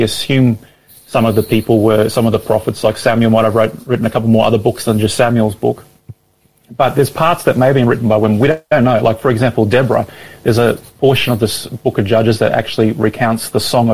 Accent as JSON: {"language": "English", "town": "Brisbane", "region": "Queensland", "country": "Australia", "moved": "yes", "lives_now": "Melbourne, Australia", "said": "I'm originally from Brisbane, so I've got lots of family here still"}